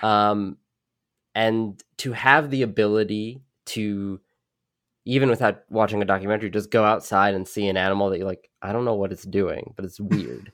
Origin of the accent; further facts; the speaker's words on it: New York City, New York, United States; I grew up in New York City, not, like, middle of the skyscrapers